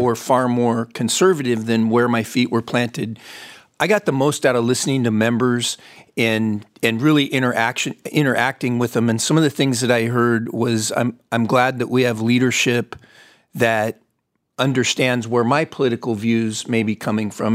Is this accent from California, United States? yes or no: yes; Fontana, California, United States; I was born and raised in Fontana, California